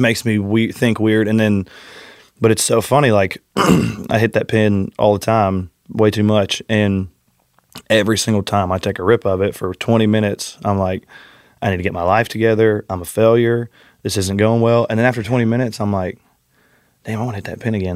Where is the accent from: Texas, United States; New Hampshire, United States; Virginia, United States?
Texas, United States; north of Houston, Southeast; also born or lived in Austin, Texas; I grew up in Southeast Texas, just north of Houston, um, and then I lived in Austin